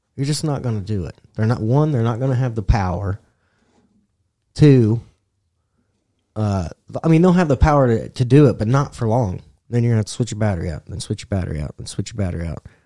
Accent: Indiana, United States; we're from Indiana.

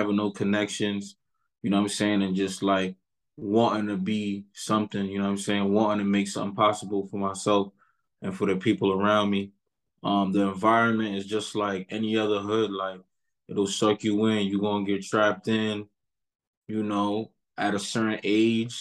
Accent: New York City, New York, United States; I'm from East Flatbush, Brooklyn

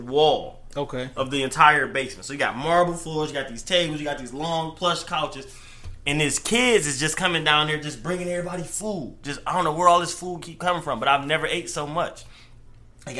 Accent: Detroit, Michigan, United States; I'm from Joy Road, but, you know, Dearborn is right down the street

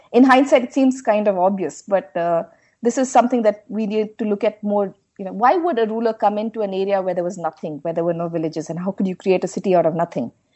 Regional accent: Bengaluru, Karnataka, India; I'm from Bangalore. I'm from the city. This is where I grew up, and uh, this is home

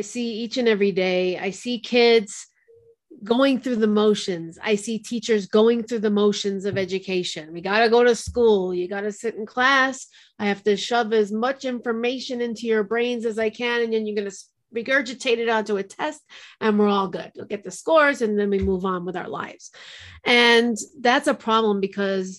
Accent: New York, United States; now in New Mexico, United States; As a New Yorker

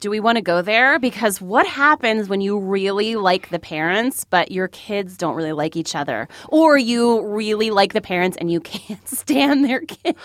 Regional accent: New Jersey, United States; moved away as an adult; also born or lived in Mississippi; I'm from New Jersey

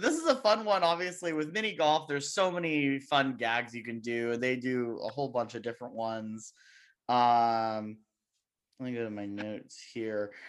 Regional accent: Las Vegas, Nevada, United States; moved away; I'm from Vegas

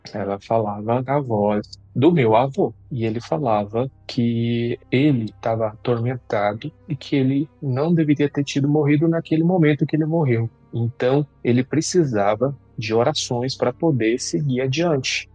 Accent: Goiás, Brazil; Eu sou aqui do estado de Goiás

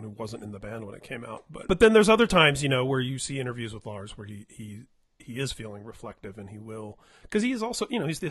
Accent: Indiana, United States; now in California, United States; I was from Indiana. We're both here in California

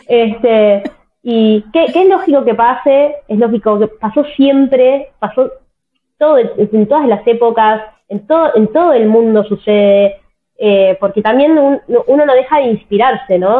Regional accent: Tierra del Fuego, Argentina; yo nací en Tierra del Fuego, que es una provincia de Argentina que está totalmente al sur del país

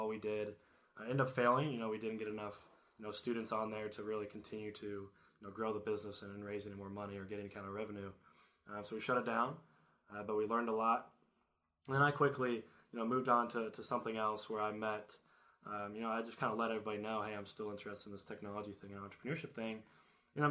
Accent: Elizabethtown, Kentucky, United States; also born or lived in Louisville, Kentucky; I grew up in Elizabethtown, Kentucky, which is a really small town in the middle of Kentucky, just south of Louisville

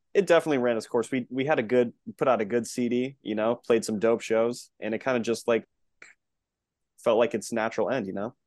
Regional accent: Connecticut, United States; born and raised in Connecticut.

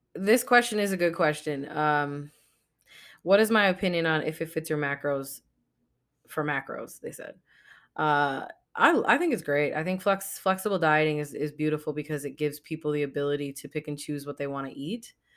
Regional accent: United States; my nationality is I'm American. I was born in America

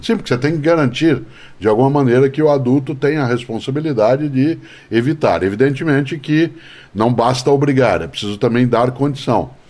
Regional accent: Londrina, Paraná, Brazil; Eu fui educado em Londrina, cidade onde nasci

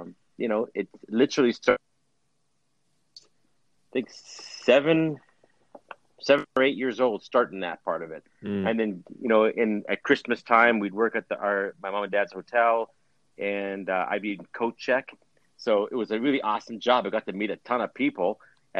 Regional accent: Winnipeg, Manitoba, Canada; moved away; we were born and raised in Winnipeg. My dad was, at least, and all of us kids were

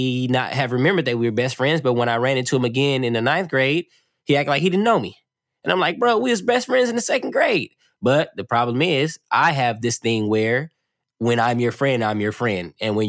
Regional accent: California, United States; also born or lived in Oakland / East St. Louis; I am from, you know, Southern California, but I say I'm from Oakland, but I'm originally born in East St. Louis.

